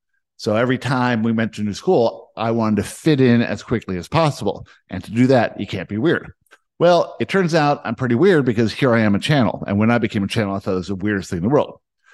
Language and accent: English; South Africa; born there; I was born in South Africa.